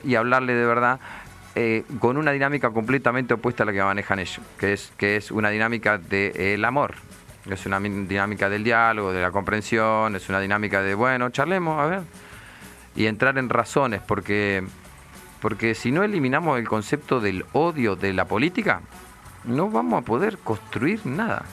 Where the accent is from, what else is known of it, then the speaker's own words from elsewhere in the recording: Nueve de Julio, Buenos Aires Province, Argentina; now in Buenos Aires, Argentina; cuando yo era chico, eh, no había nada en Carlos Casares. El 9 de julio no había nada